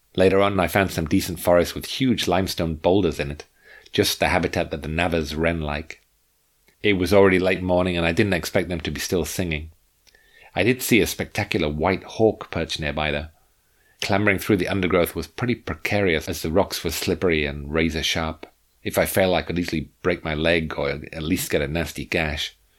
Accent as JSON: {"language": "English", "region": "England", "country": "United Kingdom", "said": "I came from England."}